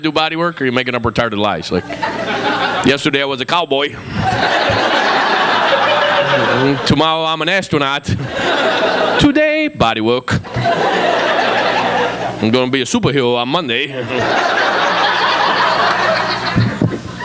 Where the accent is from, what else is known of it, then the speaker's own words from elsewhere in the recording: New York, United States; I'm from New York